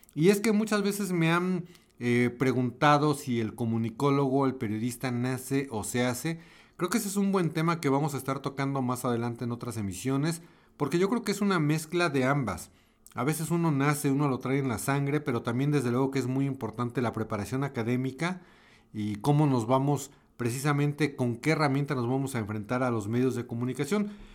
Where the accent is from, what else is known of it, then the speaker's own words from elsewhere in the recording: Mexico; Yo soy mexicano, vivo en México, esto lo estoy grabando en la Ciudad de México